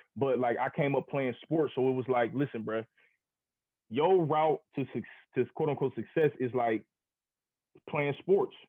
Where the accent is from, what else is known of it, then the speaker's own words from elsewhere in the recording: Akron, Ohio, United States; I'm from Akron. I'm from Northeast Ohio.